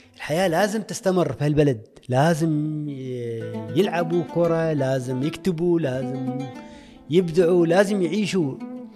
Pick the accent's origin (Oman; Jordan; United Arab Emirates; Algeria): Oman; انا ك عماني